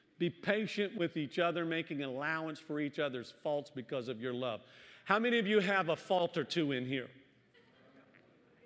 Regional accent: the South, United States; moved away; I was born and raised in the South

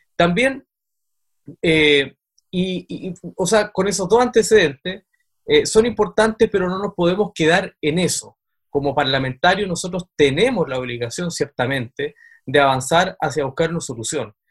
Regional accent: Aysén, Chile; nosotros somos de Aysén

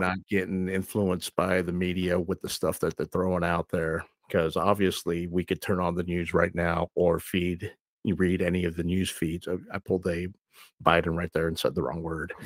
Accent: United States; I'm an American citizen

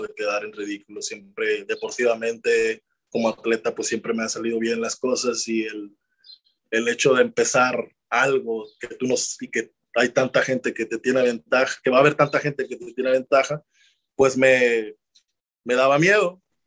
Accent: Ciudad Obregón, Sonora, Mexico; moved away; estoy en, Obregón, Sonora, ahora mismo con mi familia, eh, disfrutando el poder reconectar con mi familia y regresar a mi tierra

